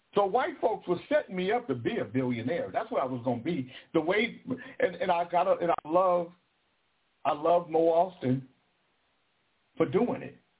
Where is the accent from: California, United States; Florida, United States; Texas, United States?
California, United States; Sacramento; I'm from Del Paso motherfucking Heights. I'm from Country Club Crest